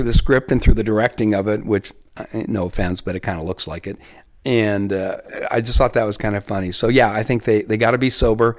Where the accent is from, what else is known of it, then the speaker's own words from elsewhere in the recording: Southern California, United States; You know, I grew up in Southern California, so I'm used to 300 days of sunshine a year.